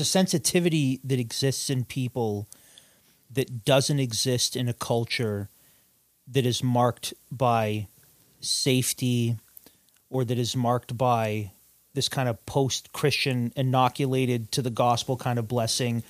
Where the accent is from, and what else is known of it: Canada